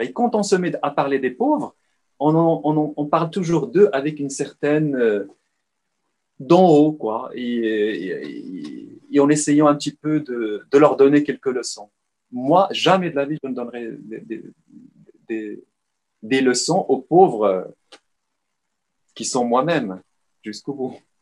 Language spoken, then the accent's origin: French; Salé, Rabat-Salé-Kénitra, Morocco; moved away; je suis né à Rabat en soixante-treize, mais j'ai dé-, passé la, l'essentiel de ma vie marocaine à Salé